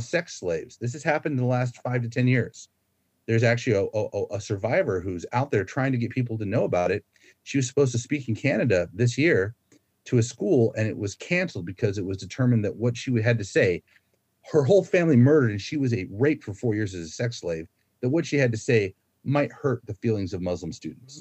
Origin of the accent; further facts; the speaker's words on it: Florida, United States; moved away as an adult; now in Australia; So my home state is Florida